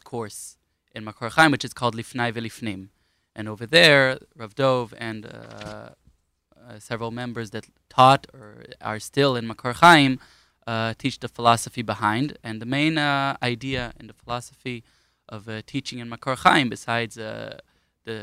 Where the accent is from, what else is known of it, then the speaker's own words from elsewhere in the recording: Ra'anana, Central District, Israel; also born or lived in Queens, New York / Hispin, Golan Heights; now in Kfar Tapuach; we lived in Ra'anana for 9 years